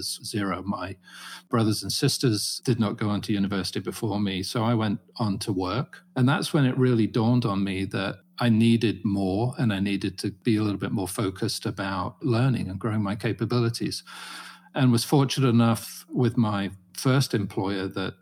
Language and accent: English; Farnham, South East England, United Kingdom; now in United States; I grew up in a small market town called Farnham in Surrey